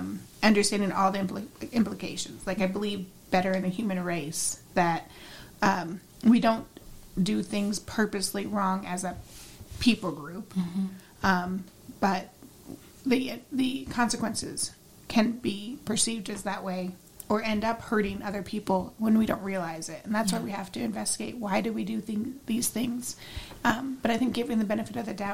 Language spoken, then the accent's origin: English; United States; I, as a white American woman